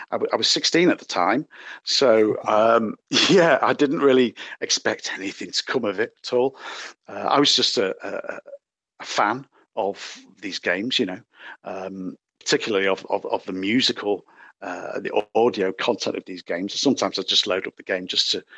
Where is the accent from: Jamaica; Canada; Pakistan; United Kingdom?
United Kingdom; Manchester, North West England; I'm from Manchester, England.